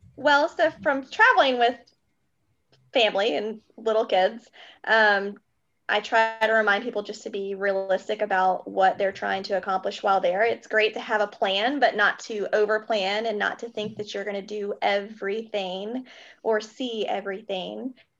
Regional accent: Greenville, South Carolina, United States; also born or lived in Kentucky / Chicago; now in Charleston, United States; I am originally from Kentucky, a very small town. I was actually born at home with a midwife, um, which is crazy. And then I've been in South Carolina

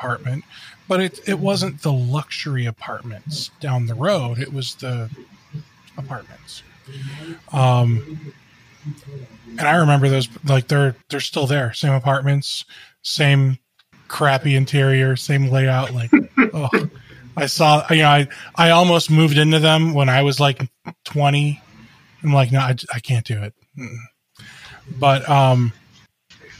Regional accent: Cleveland, Ohio, United States; I grew up in the Cleveland area. We moved around a lot

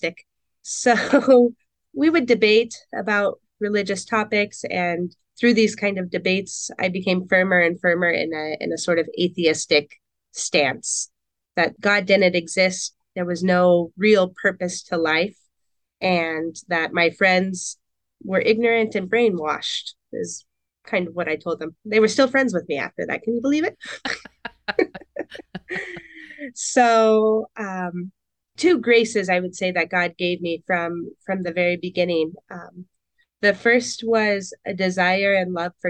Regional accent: Portland, Oregon, United States; also born or lived in Camas, Washington; I grew up in Portland, Oregon, and North Portland, the St. John's district

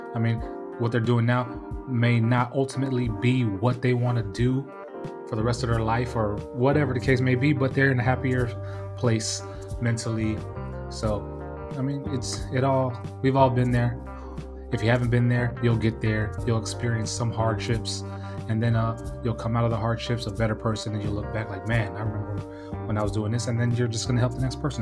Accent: California, United States; moved away; also born or lived in Washington State; I'm from Cali

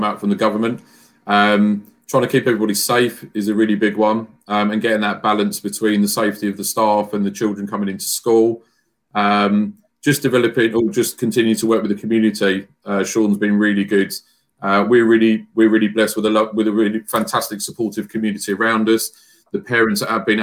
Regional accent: Frimley, South East England, United Kingdom; I'm originally from the Frimley area where I live

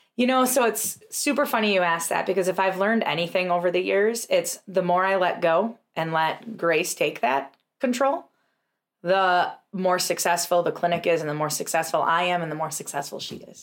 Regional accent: Tomahawk, Wisconsin, United States; we had an amazing practice in Tomahawk, which was our first location, is my hometown

